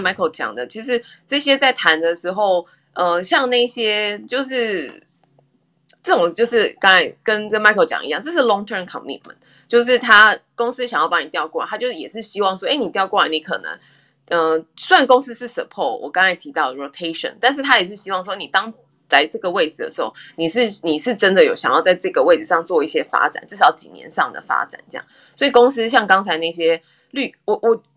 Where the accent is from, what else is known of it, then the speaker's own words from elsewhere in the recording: Taiwan; moved away as an adult; now in Houston, United States; 像我们台湾人也很喜欢吃辣